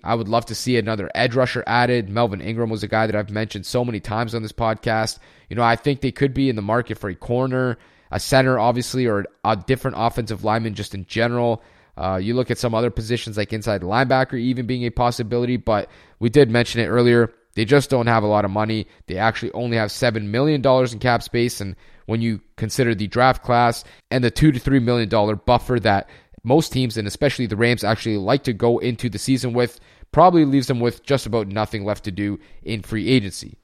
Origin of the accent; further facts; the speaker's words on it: Canada; also born or lived in Germany; a fellow Canadian